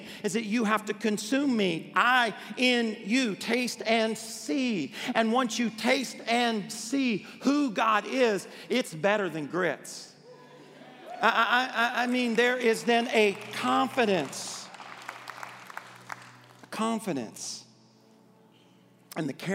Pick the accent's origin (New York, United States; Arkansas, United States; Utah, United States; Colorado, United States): Arkansas, United States; I grew up in Arkansas